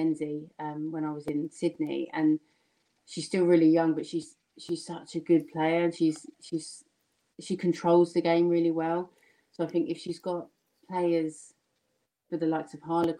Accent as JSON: {"language": "English", "area": "Kent", "region": "South East England", "country": "United Kingdom", "tie": "born or raised there", "accent": "slightly Essex London", "said": "I grew up in Kent, played at Medway, same as Rachel, which is where this slightly Essex London comes from"}